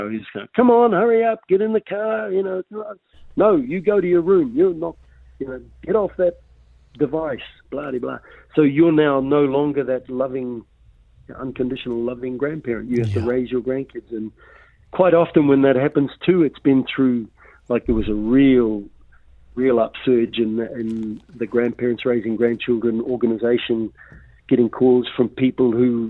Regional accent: Russell, Northland, New Zealand; I grew up in Russell

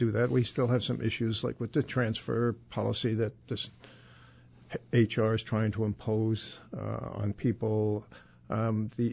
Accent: New York City, New York, United States; when I was brought up in South Ozone Park, I could go out and play punch ball out on the street

